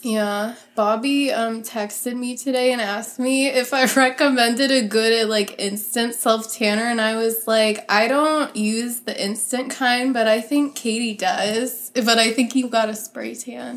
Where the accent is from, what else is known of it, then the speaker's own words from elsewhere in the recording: Pennsylvania, United States; I grew up in Pennsylvania